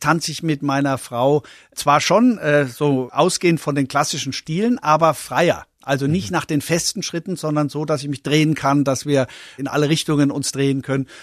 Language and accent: German; Coburg, Bavaria, Germany; also born or lived in Memmingen, Swabia; Ich bin in Schwaben geboren, in Memmingen geboren, in Oberfranken, in Coburg aufgewachsen